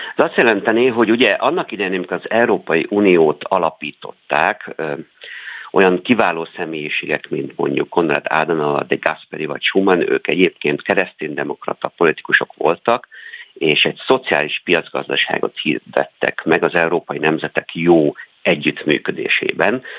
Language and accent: Hungarian; Sopron, Győr-Moson-Sopron, Hungary; én ugye Soproni vagyok, tehát nálunk a határszélen